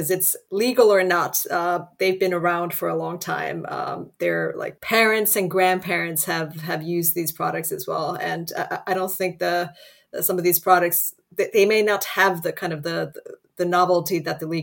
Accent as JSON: {"language": "English", "town": "Helsinki", "region": "Uusimaa", "country": "Finland", "tie": "born or raised there", "moved": "as an adult", "lives_now": "United States", "said": "back in Helsinki, my hometown"}